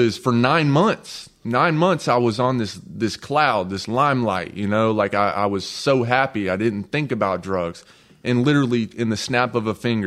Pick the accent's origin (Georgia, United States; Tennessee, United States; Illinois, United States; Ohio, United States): Georgia, United States; North; accent: country; I'm from North Georgia.